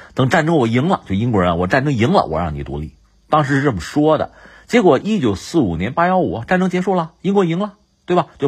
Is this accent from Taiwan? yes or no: no; China; 作为中国人